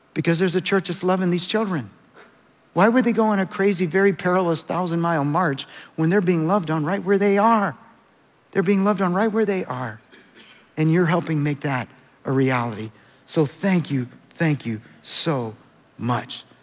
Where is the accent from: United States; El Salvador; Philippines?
El Salvador; moved away; I was born in El Salvador